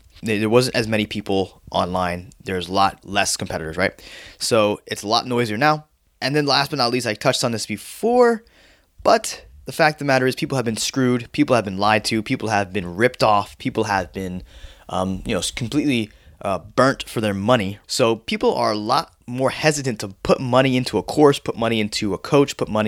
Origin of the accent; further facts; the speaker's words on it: Florida, United States; also born or lived in New York; I grew up in Florida, but I was born in New York